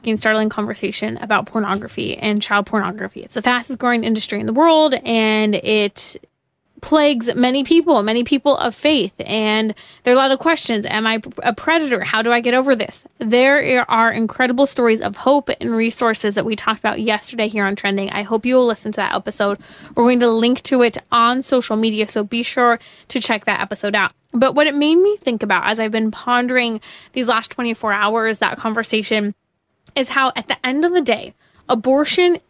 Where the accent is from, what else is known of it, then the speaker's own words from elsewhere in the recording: California, United States; my home state, California